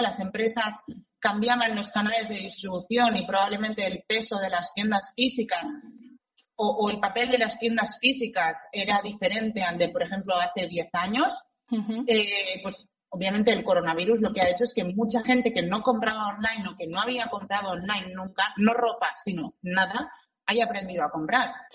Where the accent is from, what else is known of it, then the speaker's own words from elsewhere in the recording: Barcelona, Catalonia, Spain; yo soy de Barcelona y estaba aquí en la delegación de Barcelona